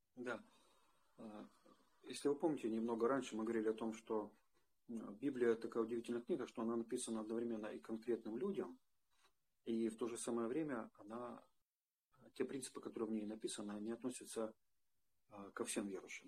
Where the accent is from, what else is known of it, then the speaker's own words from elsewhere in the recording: Western Ukraine, Ukraine; я из Западной Украины